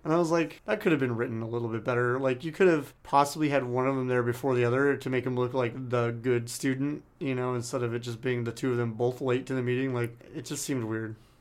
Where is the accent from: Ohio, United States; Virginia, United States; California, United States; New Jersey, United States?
California, United States; San Diego; growing up in San Diego, obviously, the, the home of Doctor Seuss